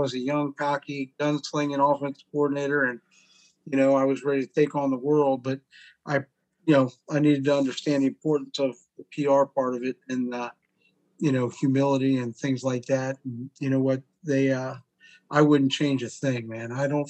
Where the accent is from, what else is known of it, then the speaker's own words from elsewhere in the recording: Vienna, Virginia, United States; And coaching in Vienna, man, it's like I grew up in Vienna.